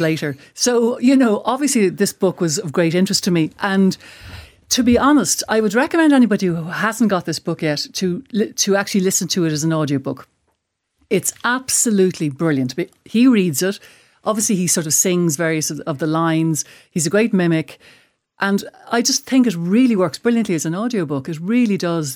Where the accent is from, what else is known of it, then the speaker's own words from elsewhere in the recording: Ireland; as an Irish person